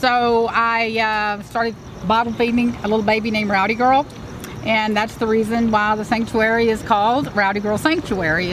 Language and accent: English; Houston, Texas, United States; I'm a city girl. You know, I wasn't raised on the ranch. Mm-hmm. I was raised in Houston